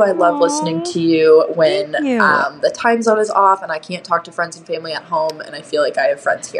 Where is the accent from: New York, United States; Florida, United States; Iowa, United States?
Iowa, United States; Davenport; moved away as an adult; now in Australia; I'm actually from Davenport, Iowa